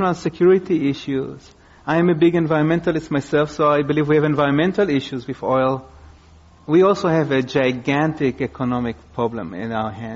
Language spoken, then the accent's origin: English; Israel; now in United States; I grew up in Israel